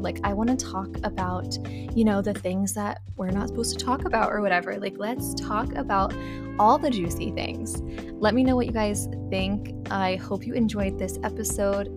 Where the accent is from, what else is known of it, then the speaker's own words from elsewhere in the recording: Kansas City, Missouri, United States; I'm from Missouri, originally Kansas City